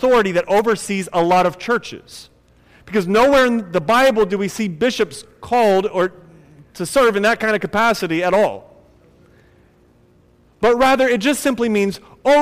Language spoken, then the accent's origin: English; Akron, Ohio, United States; When I was growing up in Akron, Ohio